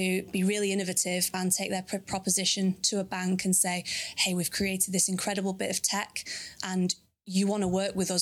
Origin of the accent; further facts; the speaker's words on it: Manchester, North West England, United Kingdom; I'm from Manchester, so that's where I live currently